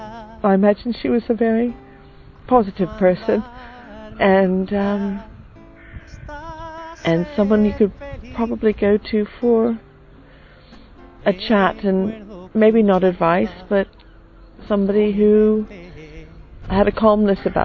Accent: United States; I'm from the United States

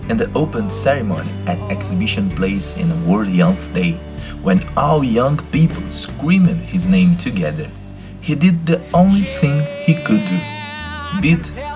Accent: São Paulo, Brazil; I'm 27 years old and I'm from Brazil, São Paulo City.

